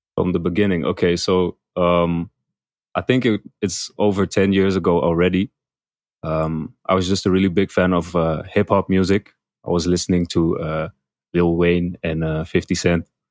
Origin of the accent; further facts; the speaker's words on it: Amsterdam, North Holland, Netherlands; moved away as an adult; now in Bangkok, Thailand; I'm from Amsterdam, Netherlands